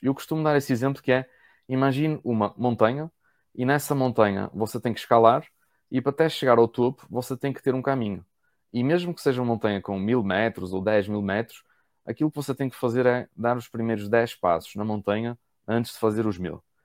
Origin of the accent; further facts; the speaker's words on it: Portugal; moved away as an adult; now in Brazil; eu sou português